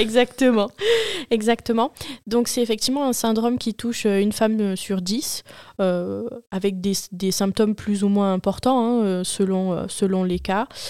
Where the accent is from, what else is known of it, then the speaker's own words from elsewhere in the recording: Marseille, Provence-Alpes-Côte d'Azur, France; Je suis marseillaise, née à Marseille et euh, j'habite actuellement à côté de Marseille